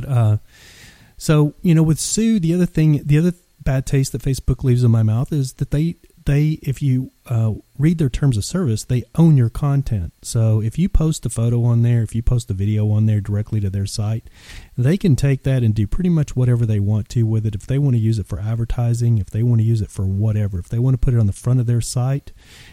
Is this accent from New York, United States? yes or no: no; Texas, United States; moved away; living 1,500 miles away from home, because I'm originally from Texas